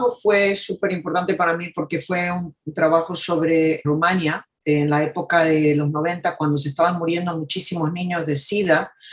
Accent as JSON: {"language": "Spanish", "country": "United States", "tie": "born there", "said": "Yo nací en Estados Unidos, mis padres eh, argentinos, mi mamá era hija de sirios libaneses mi papá hijo de, de catalanes de España, Mm. Y yo nací aquí en Estados Unidos"}